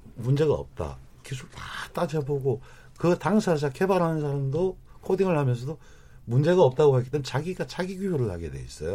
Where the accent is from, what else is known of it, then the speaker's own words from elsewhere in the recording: Goyang, Gyeonggi Province, South Korea; 저희 일산 고향만 하더라도 인구가 106만인데